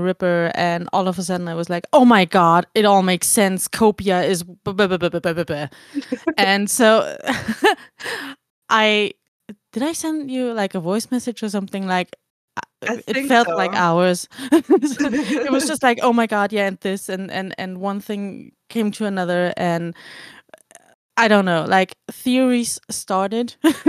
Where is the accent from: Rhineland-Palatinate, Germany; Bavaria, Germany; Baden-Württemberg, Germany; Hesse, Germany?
Bavaria, Germany; first language German; English is a second language; I'm from Bavaria